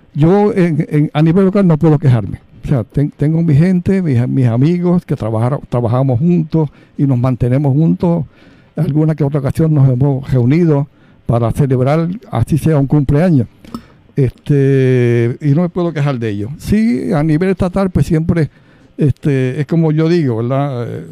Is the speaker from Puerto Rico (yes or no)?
yes; Lares, Puerto Rico; mi pueblo de, Lares